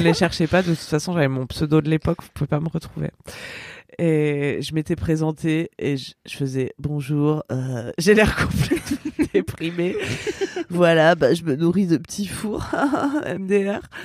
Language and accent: French; Ardèche, Auvergne-Rhône-Alpes, France; j'étais restée toute seule dans mon bled en Ardèche